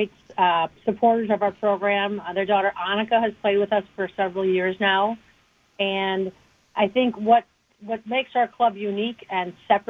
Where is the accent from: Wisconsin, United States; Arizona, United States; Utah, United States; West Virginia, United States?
Wisconsin, United States; Wauwatosa; I grew up in Wauwatosa, and I went to Wauwatosa West High